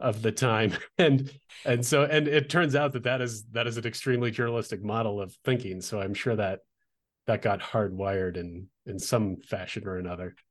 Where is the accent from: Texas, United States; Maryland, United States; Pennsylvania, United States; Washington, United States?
Washington, United States; Olympia; now in Albuquerque, United States; I grew up in Olympia, Washington